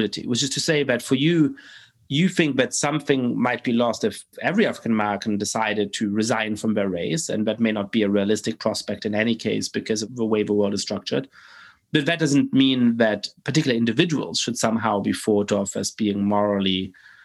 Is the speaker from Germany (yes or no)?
yes; Germany; I grew up in Germany